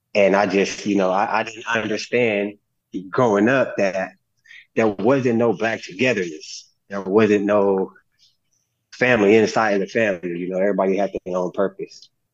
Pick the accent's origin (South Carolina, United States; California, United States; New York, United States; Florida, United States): California, United States; growing up in California where I was raised around